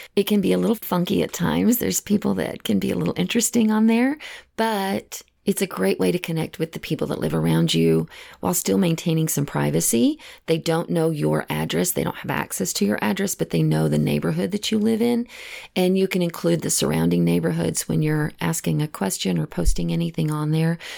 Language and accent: English; Texas, United States; moved away; I know I'm originally from Texas, and all of my family still lives back in the same area